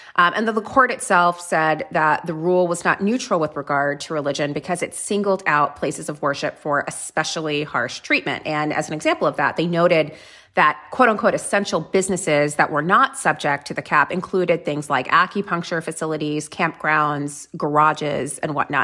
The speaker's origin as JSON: {"language": "English", "region": "South Florida", "country": "United States", "tie": "born or raised there", "said": "I grew up in South Florida"}